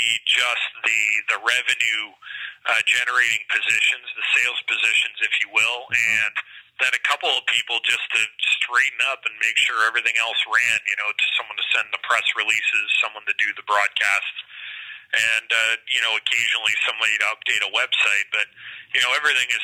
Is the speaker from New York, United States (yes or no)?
yes; Rochester, New York, United States; moved away as an adult; also born or lived in Lowell, Massachusetts / Rockford, Illinois; now in Bakersfield, United States; I'm from Rochester, New York